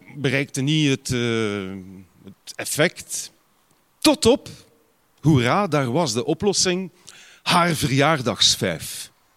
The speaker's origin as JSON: {"language": "Dutch", "town": "Ghent", "region": "Flanders", "country": "Belgium", "said": "bij ons op Gembrugge, dus is nogal een groene gemeente"}